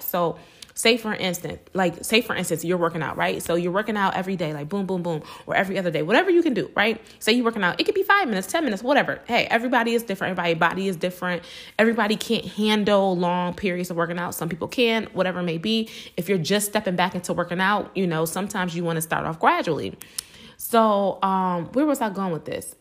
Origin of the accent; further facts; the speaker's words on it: Buffalo, New York, United States; born and raised in Buffalo, New York